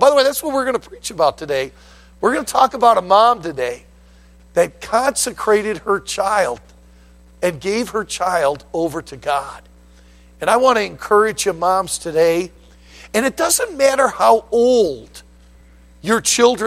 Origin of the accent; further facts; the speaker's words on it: Leelanau County, Michigan, United States; moved away as an adult; now in Lancaster, United States; I'm from Leelanau County